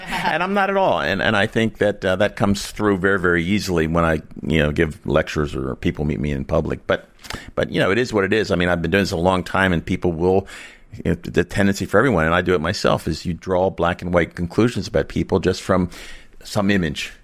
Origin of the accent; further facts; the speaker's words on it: Monkton, Maryland, United States; I was born in Moncton, Maryland. I live in Moncton, Maryland